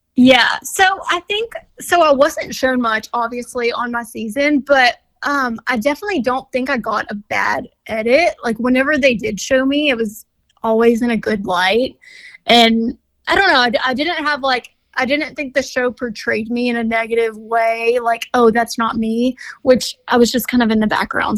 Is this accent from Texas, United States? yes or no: yes; Orange, Texas, United States; moved away as an adult; also born or lived in Houston, Texas; I'm from like a small town called Orange, but yeah, at the time of the show, I was living in Houston